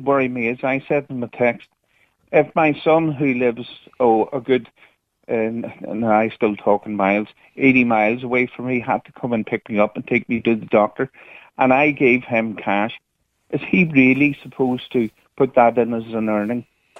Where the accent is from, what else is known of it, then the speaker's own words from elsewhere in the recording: the Black North, Northern Ireland, United Kingdom; I'm not from the deep Cork here. I'm from the Black North